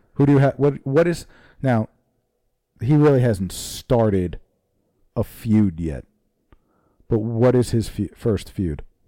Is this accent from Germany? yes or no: no; New Jersey, United States; New Jersey